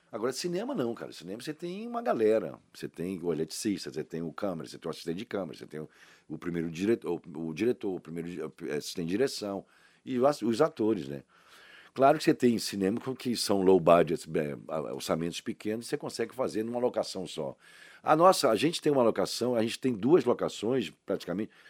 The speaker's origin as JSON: {"language": "Portuguese", "town": "Salvador", "region": "Bahia", "country": "Brazil", "tie": "born or raised there", "said": "Rapaz, onde? eu nasci no Canela."}